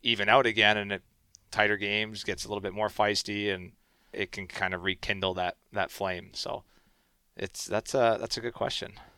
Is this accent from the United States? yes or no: no; Canada; I'm Canadian boy